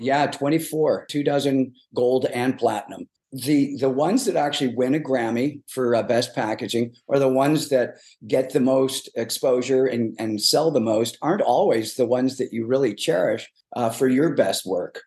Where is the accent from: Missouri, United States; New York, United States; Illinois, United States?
Illinois, United States; Chicago; moved away; I'm originally from South Side of Chicago